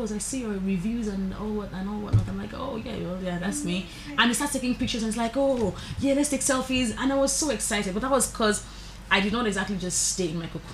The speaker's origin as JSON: {"language": "English", "country": "Nigeria", "said": "As a Nigerian, I think that we are confident, we are spirited people"}